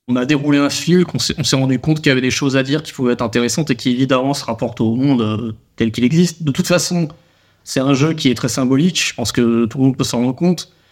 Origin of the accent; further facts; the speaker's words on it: Toulouse, Occitania, France; On est toulousain